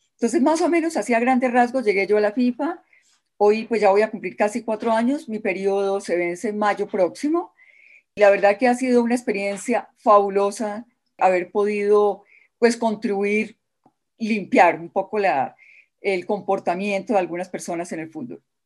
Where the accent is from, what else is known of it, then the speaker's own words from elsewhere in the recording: Colombia; como colombiana